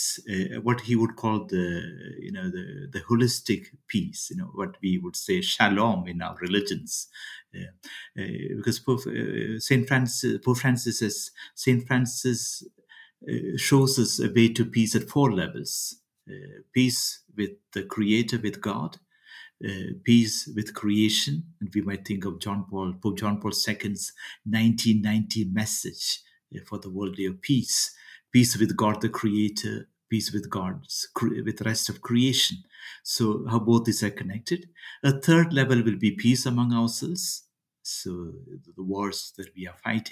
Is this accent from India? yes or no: yes; India; I come from India